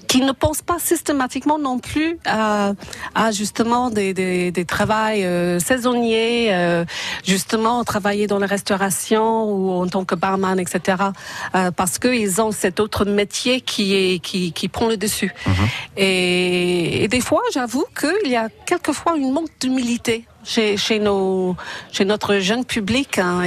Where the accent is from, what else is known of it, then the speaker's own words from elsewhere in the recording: Ireland; now in France; chez moi, en Irlande